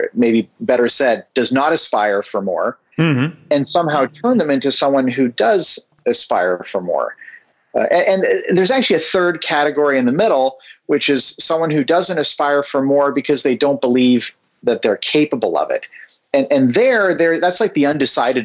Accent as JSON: {"language": "English", "town": "Vancouver", "region": "British Columbia", "country": "Canada", "tie": "born or raised there", "moved": "yes", "lives_now": "Bay Area, United States", "said": "I grew up in Vancouver, Canada"}